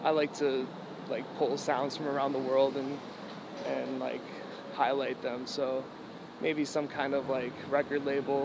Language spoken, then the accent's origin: English; New Hampshire, United States; I'm from New Hampshire. I didn't travel a lot as a kid